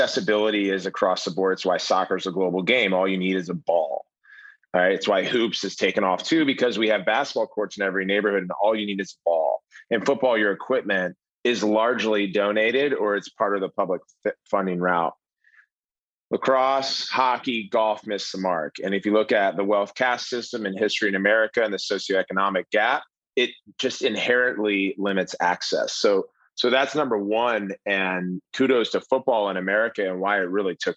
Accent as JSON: {"language": "English", "region": "Maryland", "country": "United States", "tie": "born or raised there", "said": "I grew up in Maryland"}